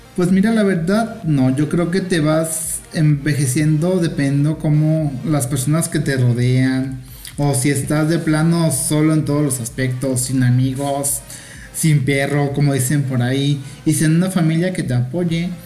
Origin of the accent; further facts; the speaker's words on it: Mexico; soy mexicana